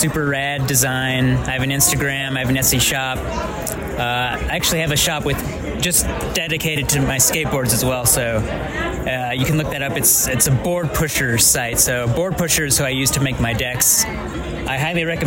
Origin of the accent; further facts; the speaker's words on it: Albuquerque, New Mexico, United States; I'm from Albuquerque, so I grew up here, was born and raised